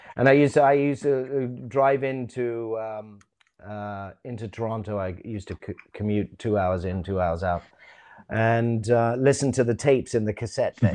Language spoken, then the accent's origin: English; London, United Kingdom; I was born in England, born in London, went to school here. until I was about sixteen.